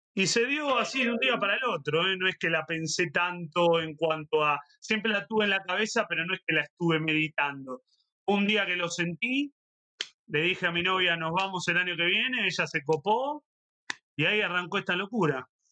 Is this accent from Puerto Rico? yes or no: no; Avellaneda, Buenos Aires Province, Argentina; Horacio es de Avellaneda, porque somos del mismo barrio